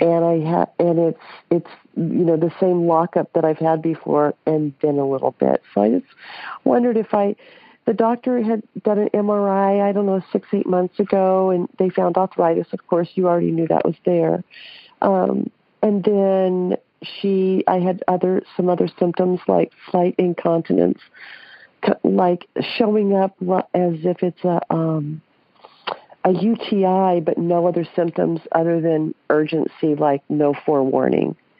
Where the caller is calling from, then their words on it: San Clemente, California, United States; I'm calling you from San Clemente, California